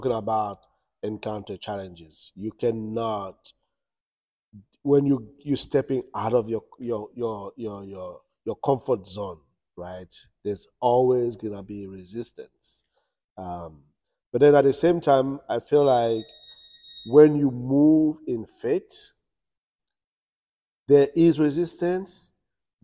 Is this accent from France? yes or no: yes; France; moved away as an adult; also born or lived in Cameroon; now in United States; born in Cameroon. I lived in Europe. I grew up in France